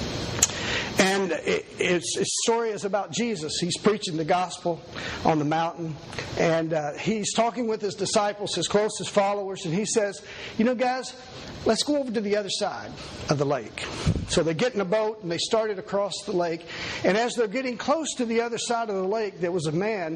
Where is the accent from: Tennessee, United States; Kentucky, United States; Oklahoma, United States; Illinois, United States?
Kentucky, United States; I was born here in Kentucky. And was raised in a very poor family